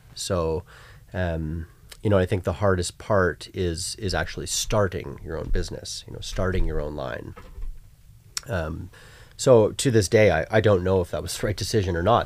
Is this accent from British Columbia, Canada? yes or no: yes; Vancouver, British Columbia, Canada; I grew up in Vancouver